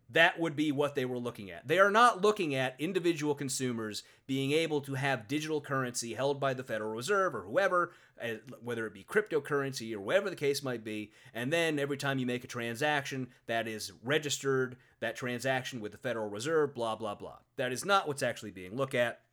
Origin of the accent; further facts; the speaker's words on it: United States; I'm an American, I'm an American lawyer